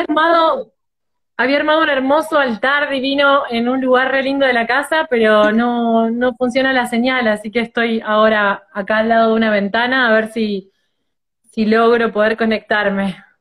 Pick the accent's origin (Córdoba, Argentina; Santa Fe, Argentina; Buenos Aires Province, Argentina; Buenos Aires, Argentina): Santa Fe, Argentina; Rosario; soy de Rosario, Argentina